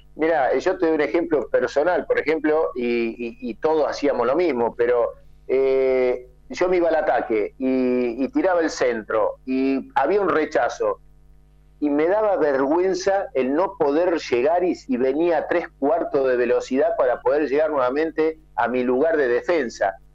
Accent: southern Córdoba, Argentina; moved away; yo vengo del sur de Córdoba

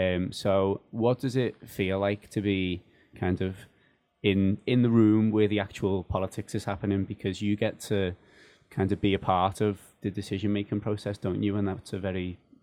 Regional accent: United Kingdom; now in Brussels, Belgium; the trainee in digital communications from the UK

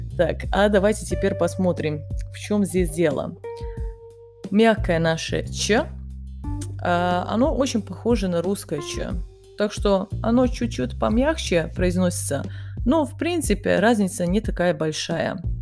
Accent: Kanjiža, Vojvodina, Serbia; Russian is a second language; also born or lived in Bosnia and Herzegovina; я родилась в Боснии, мы переехали потом в Сербию, и сначала я жила в маленьком городе, который называется Канижа. Он находится на севере Сербии

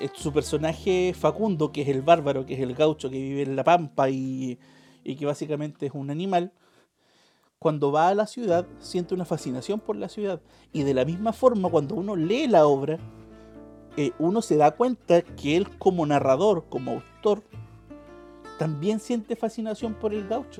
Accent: Chile; procesos históricos que hemos vivido como chilenos

